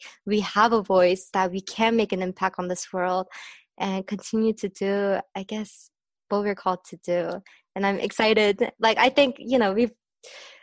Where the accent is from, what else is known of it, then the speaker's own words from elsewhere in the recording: Orange County, California, United States; us growing up in Orange County